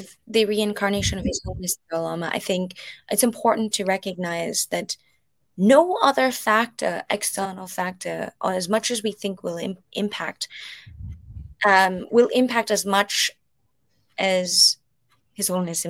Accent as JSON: {"language": "English", "country": "Canada", "said": "But as a Tibetan Canadian"}